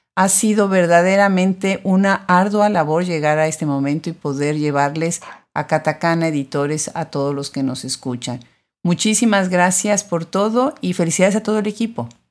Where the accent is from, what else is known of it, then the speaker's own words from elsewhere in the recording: Puebla, Mexico; yo soy de Puebla